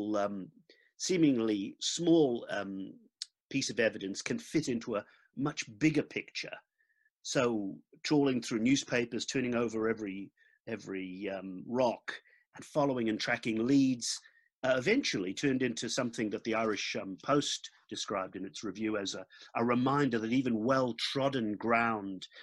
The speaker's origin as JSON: {"language": "English", "country": "New Zealand", "also_born_or_lived": "Dublin, Ireland", "said": "as a New Zealander"}